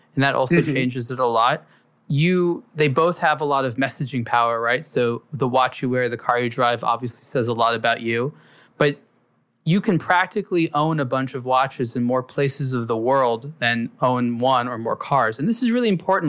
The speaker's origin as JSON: {"language": "English", "town": "Los Angeles", "region": "California", "country": "United States", "tie": "born or raised there", "said": "I grew up in Los Angeles"}